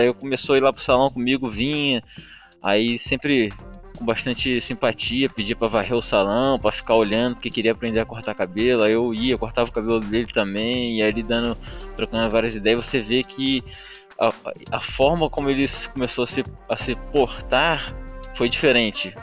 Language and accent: Portuguese; Brazil; eu morava numa rua aqui na, no bairro da Mangueira que foi onde eu cresci